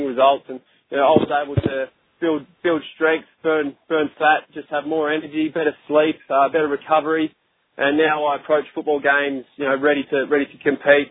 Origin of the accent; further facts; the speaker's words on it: Australia; we're both from Australia